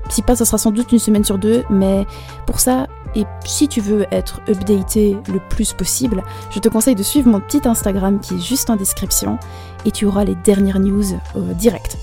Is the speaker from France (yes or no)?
no; Brussels, Brussels-Capital Region, Belgium; j'ai 19 ans et je viens de Bruxelles